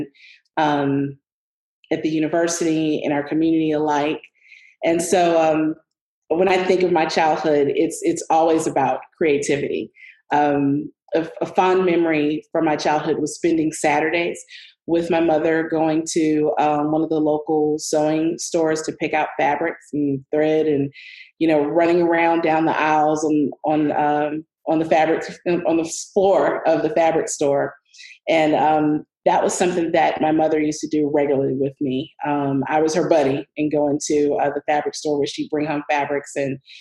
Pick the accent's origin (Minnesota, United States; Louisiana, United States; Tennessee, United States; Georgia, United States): Louisiana, United States; New Orleans; right after I was born, they moved down south to New Orleans, Louisiana.